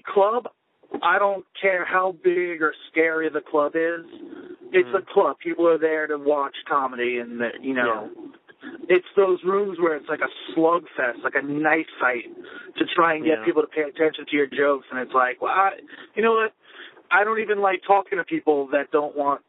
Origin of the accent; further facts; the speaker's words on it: Long Island, New York, United States; We grew up on Long Island together in the same music scene.